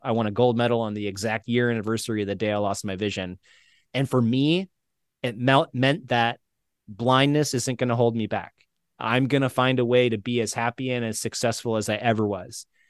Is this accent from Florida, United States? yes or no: yes; St. Petersburg, Florida, United States; moved away; in Tampa, which is near where I grew up in Saint Pete